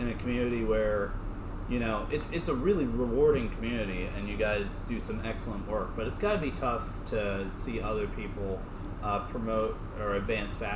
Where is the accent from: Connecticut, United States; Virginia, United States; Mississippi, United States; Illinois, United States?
Virginia, United States; Springfield; moved away as an adult; I'm from Northern Virginia, Springfield, Virginia, specifically about 15 minutes outside of Washington, D.C., so I grew up a Washington, D.C. sports fan.